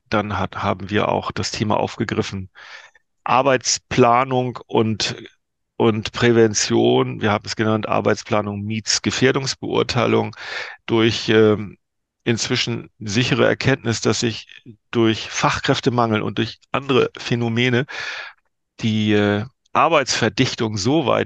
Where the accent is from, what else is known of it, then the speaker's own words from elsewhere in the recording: Northern Germany, Germany; Als, als Norddeutscher muss man sagen, war nicht ganz klein.